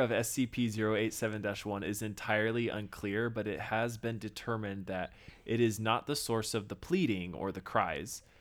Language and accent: English; Texas, United States; moved away; growing up in Texas, we do crawfish boils because we're right next to Louisiana